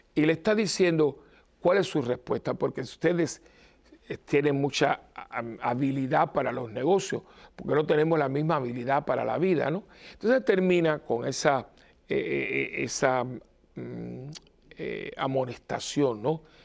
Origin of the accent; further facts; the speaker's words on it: Cuba; yo me acuerdo de niño que se hacía en Cuba, de chiquitito